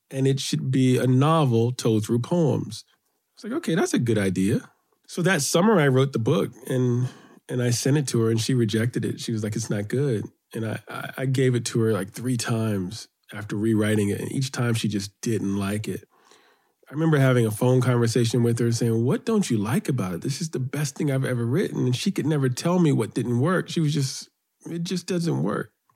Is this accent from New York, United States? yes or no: yes; New York City, New York, United States; I grew up on the Upper West Side of New York